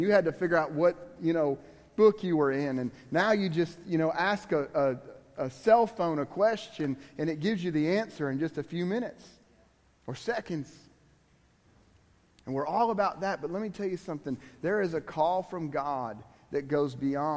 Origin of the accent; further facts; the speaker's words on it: Miami, Florida, United States; I'm from Miami.